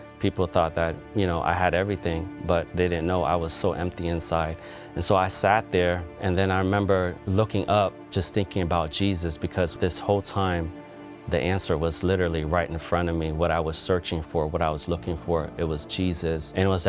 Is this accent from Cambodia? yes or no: yes; Cambodia; now in United States